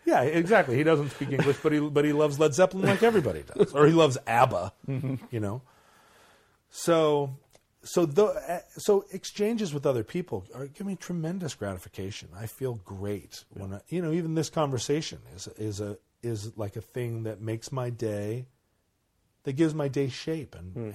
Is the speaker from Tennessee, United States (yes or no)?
no; Alaska, United States; I grew up in Alaska